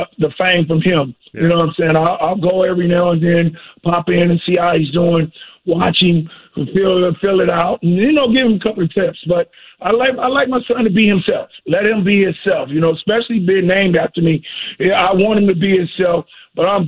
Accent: Oakland, California, United States; It's in my hometown

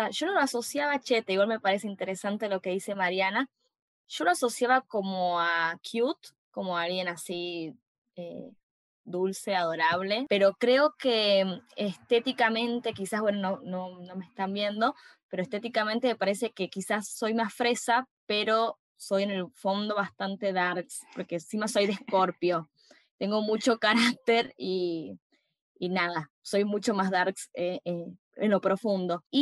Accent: San Miguel de Tucumán, Tucumán, Argentina; soy de Tucumán, Argentina.

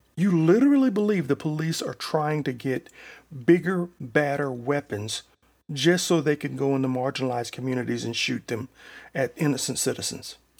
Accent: Selma, United States; my hometown of Selma

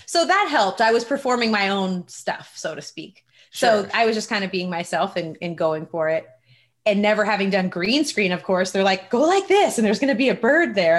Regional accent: Redwood City, California, United States; grew up in Redwood City and I started doing music in the local hip hop and rap scene

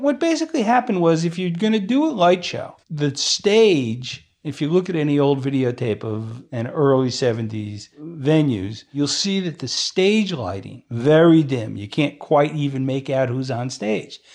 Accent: Newark, New Jersey, United States; I was born in Newark

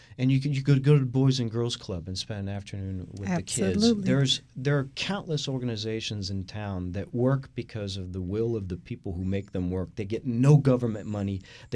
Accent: France; now in Houston, United States; I am the Texan from France.

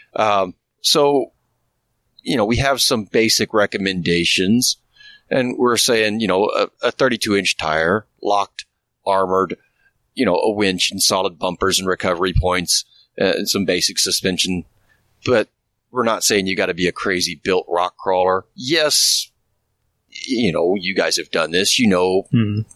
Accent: Midwest, United States; moved away; also born or lived in Indiana; I'm from the Midwest originally

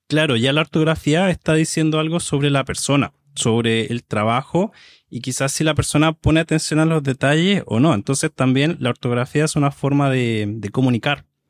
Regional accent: Chile; soy de Chile

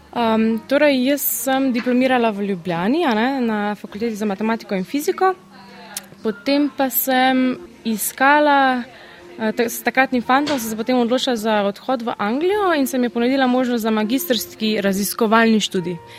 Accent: Slovenia; moved away as an adult; also born or lived in England; Slovenci imamo, sicer smo mehni, ampak mi imamo izredno razgibano državo

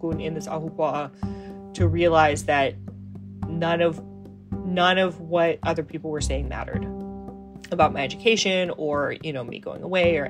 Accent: Aiea, Hawaii, United States; moved away as an adult; also born or lived in East Coast; Going on the trails and getting back into running on Aiea Loop Trail and visiting the trees that I've known my whole life, that kind of made me realize, like, oh no, I am this community. And this is my home, and this is my Aina

